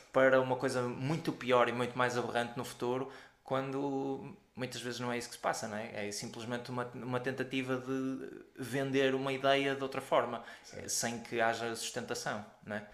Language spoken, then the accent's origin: Portuguese; Porto, Norte, Portugal; sou do Porto